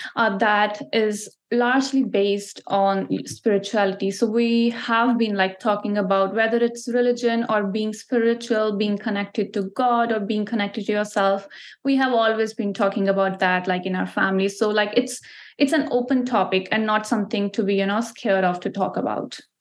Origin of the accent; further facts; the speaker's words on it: Ludhiana, Punjab, India; moved away as an adult; now in Canada; I'm from Ludhiana, which is a city in Punjab. So Punjab is like a province, as we call here in Canada. There we call state. So Punjab is a state in India. So that's where I'm from. That's where I grew up and I was born there